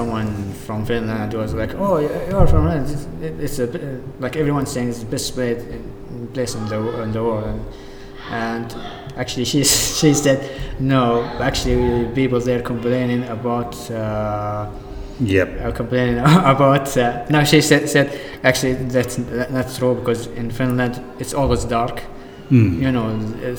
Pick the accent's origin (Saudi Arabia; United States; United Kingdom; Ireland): Saudi Arabia; English is a second language; moved away as an adult; now in Townsville, Australia; where are you from? And I said, Saudi Arabia